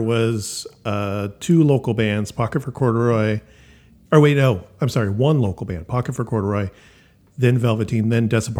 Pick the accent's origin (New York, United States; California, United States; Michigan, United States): California, United States; Northern; But of course I'm from Northern California.